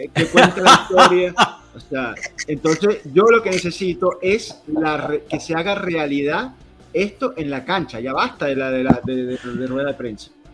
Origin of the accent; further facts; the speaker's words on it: Venezuela; nosotros venimos de Venezuela